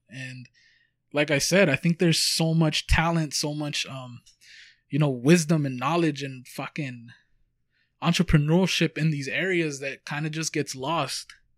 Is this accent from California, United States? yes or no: yes; Huntington Park, California, United States; we come from Huntington Park, California